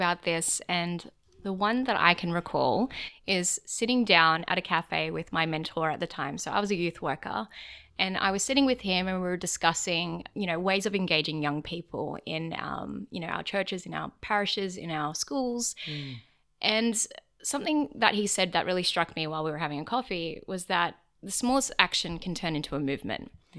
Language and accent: English; Prairie Wood, New South Wales, Australia; So I grew up and in Prairie Wood in Fairfield area, and I went to school in Marylands.